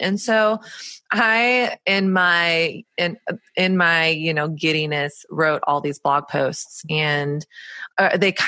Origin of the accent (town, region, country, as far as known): Texas, United States; born or raised there; moved away as an adult; also born or lived in Southern California; now in New York City, United States